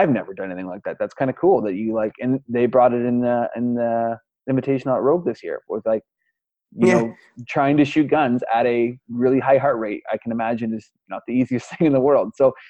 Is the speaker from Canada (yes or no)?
yes; Canada; I'm Canadian, right? Like, I'm Canadian.